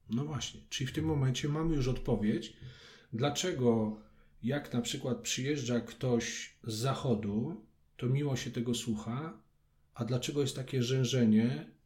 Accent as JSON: {"language": "Polish", "town": "Kraków", "region": "Lesser Poland", "country": "Poland", "said": "tam gdzie chodziłem do podstawówki, bo jestem krakusem."}